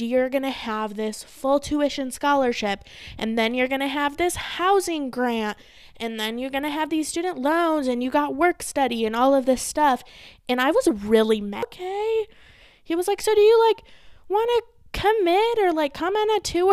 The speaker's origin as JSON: {"language": "English", "town": "Saginaw", "region": "Michigan", "country": "United States", "tie": "born or raised there", "moved": "as an adult", "lives_now": "Arizona, United States", "said": "I'm originally from Michigan. I was born in Saginaw, Michigan."}